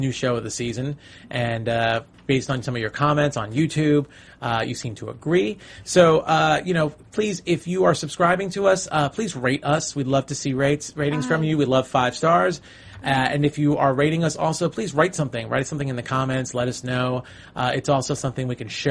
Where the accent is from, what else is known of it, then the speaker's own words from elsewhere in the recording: New York City, New York, United States; I'm from New York City